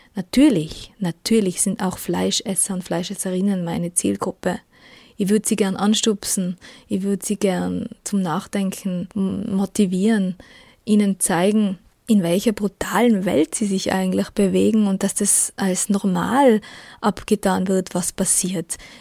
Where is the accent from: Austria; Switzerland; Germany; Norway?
Austria; Tyrol; accent: Tyrolean; ich komme aus Österreich und produziere dort eine vegane Radiosendung und einen veganen Podcast. Genauer lebe ich in Tirol, man hört es auch